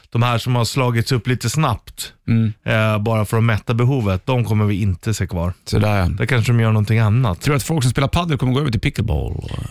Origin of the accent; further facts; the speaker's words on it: Ukraine; Jag kommer från Ukraina.